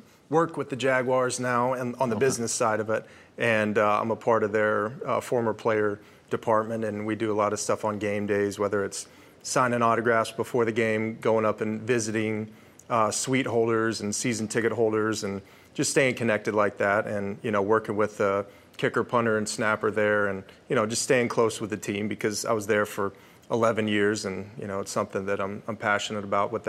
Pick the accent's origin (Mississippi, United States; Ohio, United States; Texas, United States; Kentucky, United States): Texas, United States; Houston area. I mean, I'm from Texas, too.